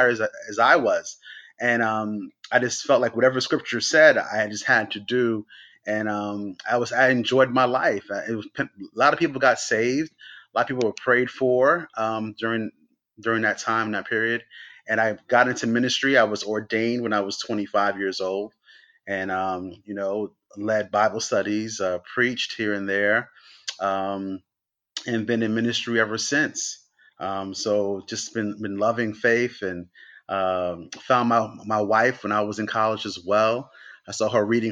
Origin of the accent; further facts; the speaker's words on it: New York City, New York, United States; Growing up in New York, I was going to school in Brooklyn